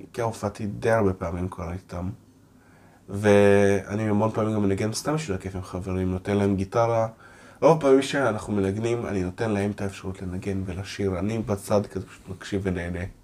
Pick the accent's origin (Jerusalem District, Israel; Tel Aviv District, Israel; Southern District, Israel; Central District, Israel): Tel Aviv District, Israel; Ramat Gan; first language Russian; נולדתי בישראל, תל השומר